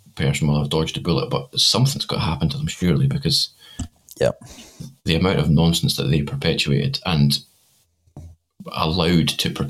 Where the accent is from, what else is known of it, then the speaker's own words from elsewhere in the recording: Scotland, United Kingdom; me being Scottish